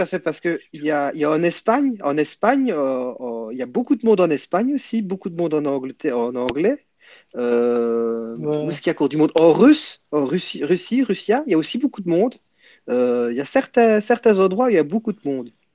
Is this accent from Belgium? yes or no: yes; Belgium; je suis de Belgique, Belgium